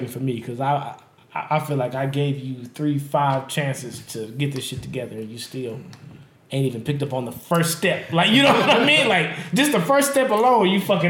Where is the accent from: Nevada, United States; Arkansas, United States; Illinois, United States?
Nevada, United States; Las Vegas; I'm born and raised in Las Vegas